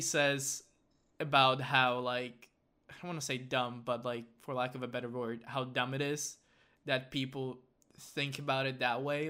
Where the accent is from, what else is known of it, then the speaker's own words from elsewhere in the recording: Slovakia; I'm from Slovakia.